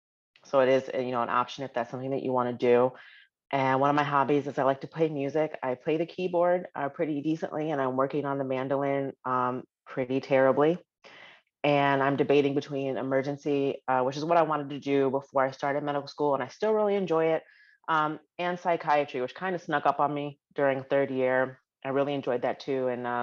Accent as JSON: {"language": "English", "region": "Illinois", "country": "United States", "said": "I'm from Mission Park, Illinois, which is a south suburb. It's like south of 80, so pretty far."}